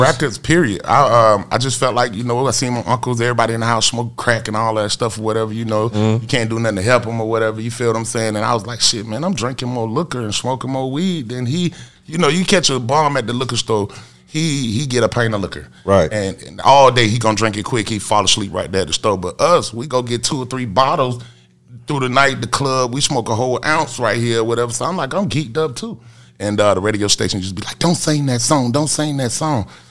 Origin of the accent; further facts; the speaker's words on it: Atlanta, Georgia, United States; I'm from Bankhead Court, like really from Bankhead Court. Like I was born at home on the sofa